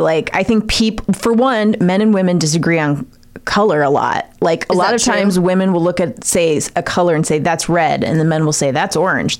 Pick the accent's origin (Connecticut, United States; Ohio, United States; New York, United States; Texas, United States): Ohio, United States; I'm from Ohio.